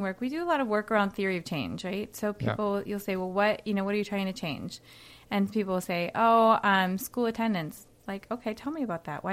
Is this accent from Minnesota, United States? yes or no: yes; Minnesota, United States; also born or lived in Australia / New York; I grew up here.